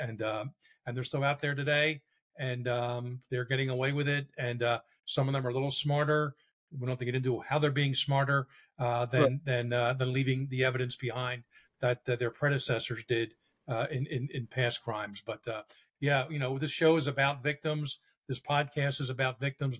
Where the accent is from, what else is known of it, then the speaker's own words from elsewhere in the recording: Philadelphia, Pennsylvania, United States; moved away; back in my hometown